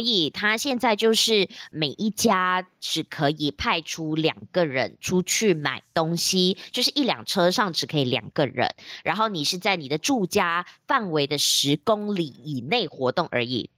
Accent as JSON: {"language": "Chinese", "town": "George Town", "region": "Penang", "country": "Malaysia", "tie": "born or raised there", "also_born_or_lived": "Taiwan", "moved": "as an adult", "lives_now": "Kuala Lumpur, Malaysia", "said": "因为我现在在吉隆坡工作，然后我的家乡是在槟城"}